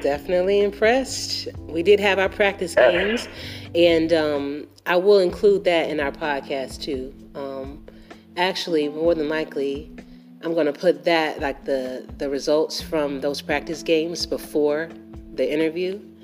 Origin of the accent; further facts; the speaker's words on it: Atlanta, Georgia, United States; I'm actually from Atlanta. I'm, i live in Atlanta, Georgia, born and raised